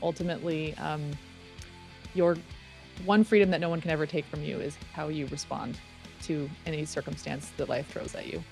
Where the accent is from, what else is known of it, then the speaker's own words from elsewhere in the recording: Reno, Nevada, United States; I grew up in Reno, Nevada